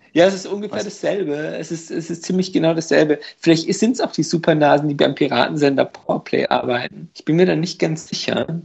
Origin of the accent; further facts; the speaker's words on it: Hungary; moved away; also als Ungar